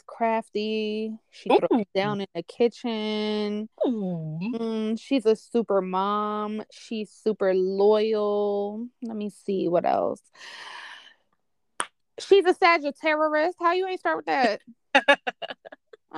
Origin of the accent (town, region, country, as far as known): New York, United States